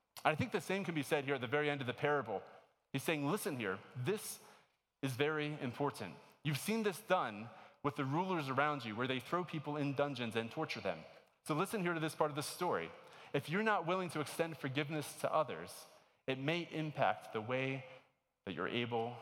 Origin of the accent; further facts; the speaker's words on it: Maryland, United States; moved away as an adult; I grew up in Maryland. My entire life up until college, I was in Maryland